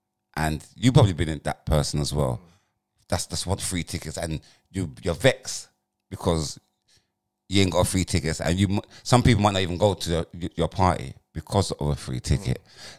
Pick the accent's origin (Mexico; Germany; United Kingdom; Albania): United Kingdom; Tottenham, London; We remember, we're prisoners and we're from Tottenham and from South.